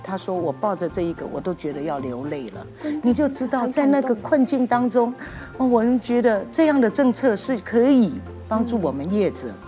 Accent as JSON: {"language": "Chinese", "town": "Chiayi", "region": "Chiayi City", "country": "Taiwan", "said": "我们嘉义人"}